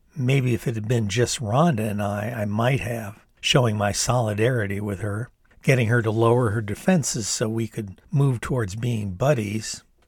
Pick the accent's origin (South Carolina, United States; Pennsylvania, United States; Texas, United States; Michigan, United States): Michigan, United States; Ann Arbor; the very dynamic political milieu that was my hometown of Ann Arbor